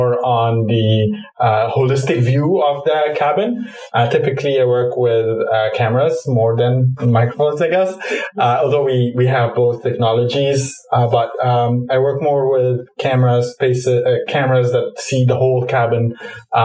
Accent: Cairo, Cairo Governorate, Egypt; moved away; I grew up in Cairo, Egypt

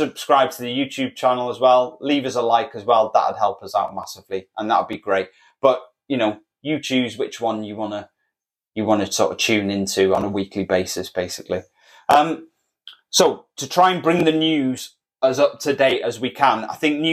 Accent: Wales, United Kingdom; We're Welsh

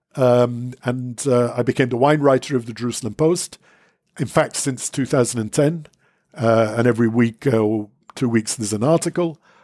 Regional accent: London, United Kingdom; now in Israel; born in London, brought up in England

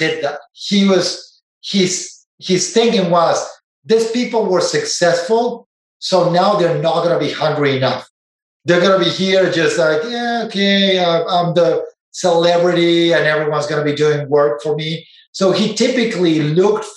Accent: Argentina; moved away as an adult; now in Silicon Valley, United States; I didn't know Silicon Valley existed growing up in Argentina.

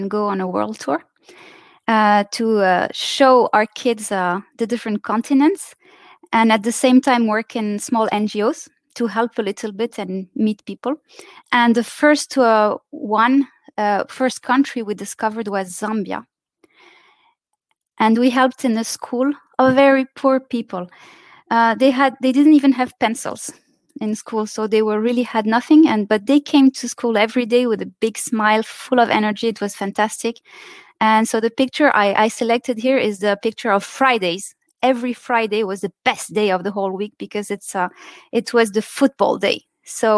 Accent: Saudi Arabia; moved away as an adult; also born or lived in Lebanon / France; I was three. So I grew up in Saudi Arabia, actually. Those are my childhood memories, not so much Lebanon.

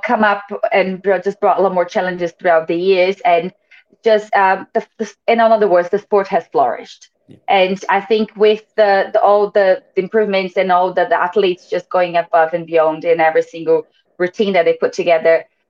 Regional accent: Brazil; now in Western Australia, Australia; I'm actually from Brazil

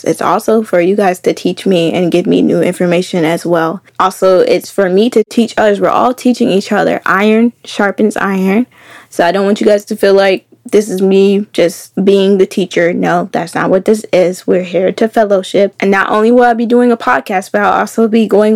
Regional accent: Keysville, Virginia, United States; moved away; I'm from Virginia. Keysville, Virginia, to be specific. I'm a country girl

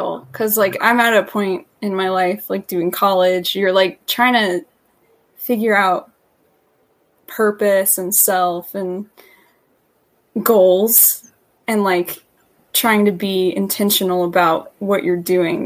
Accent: Tennessee, United States; I'm from Tennessee.

